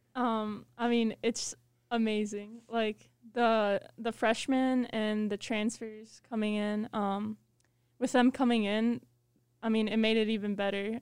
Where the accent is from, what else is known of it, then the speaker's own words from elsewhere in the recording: Chicago, Illinois, United States; I'm from Chicago, Illinois